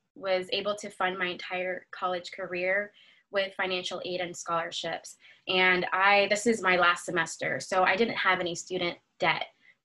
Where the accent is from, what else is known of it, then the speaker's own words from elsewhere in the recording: United States; first language English; So I speak Spanish, but I learned it in a different context. Obviously I was born in America and so I learned English, but my family is from Dominican Republic. So I learned it through my parents and my grandparents.